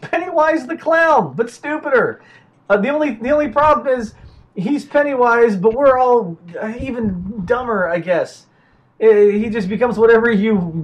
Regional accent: Georgia, United States; we're broadcasting from New York and from Georgia, because we're both originally from Georgia

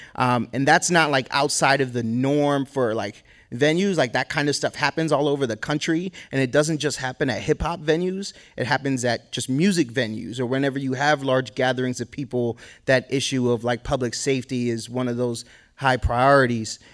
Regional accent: Boston, Massachusetts, United States; now in Sacramento, United States; I grew up in Boston

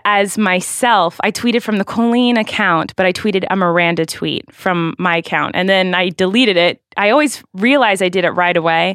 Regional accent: Santa Barbara, California, United States; I was born in Santa Barbara, California in November

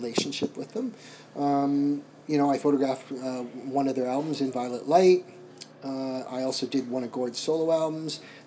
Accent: Canada; I'm from Canada

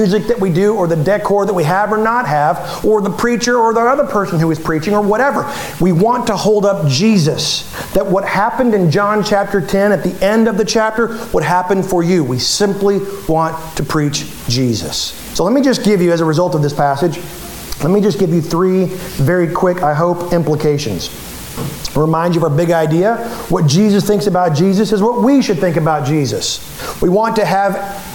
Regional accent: United States; we're American

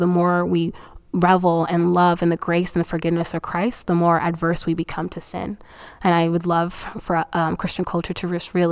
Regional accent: Nigeria; I think 2020 has been such a reminder for me as a Nigerian that um, no country can save you.

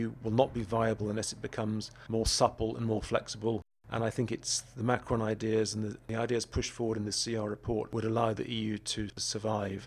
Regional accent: United Kingdom; as a British citizen

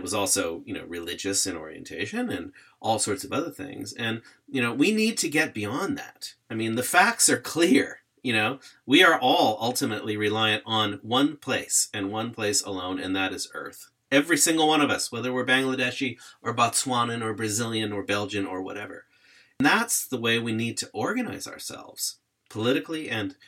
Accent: United States; I grew up in the United States

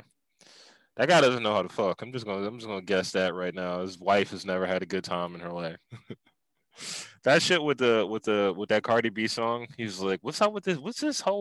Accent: Philadelphia, Pennsylvania, United States; accent: black Philly; my Philly accent, my black Philly accent

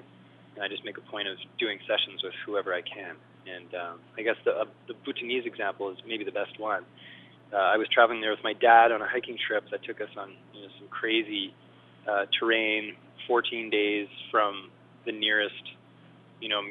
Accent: Montreal, Quebec, Canada; now in Vancouver, Canada; I grew up in Montreal, but I moved to Vancouver

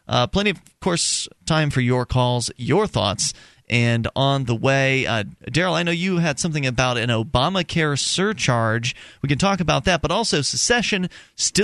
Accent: Sarasota, Florida, United States; I grew up in Sarasota

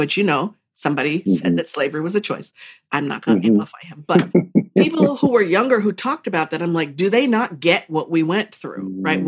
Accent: United States; I'm like the American

